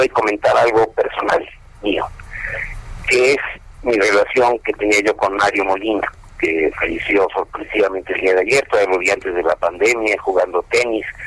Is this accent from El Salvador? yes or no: no; Mexico; nuestro destino como mexicanos